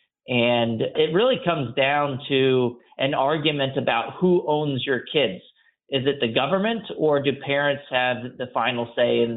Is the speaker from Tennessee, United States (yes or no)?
no; Texas, United States; I also benefited from a magnet school growing up in Texas